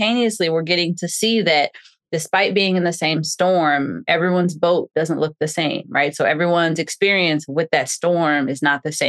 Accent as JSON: {"language": "English", "town": "New Orleans", "region": "Louisiana", "country": "United States", "tie": "born or raised there", "moved": "yes", "lives_now": "Houston, United States", "said": "growing up in New Orleans"}